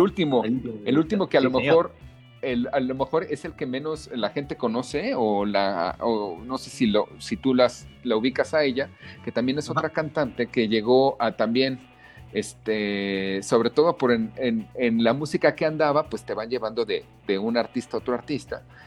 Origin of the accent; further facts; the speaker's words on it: Mexico; de niño en México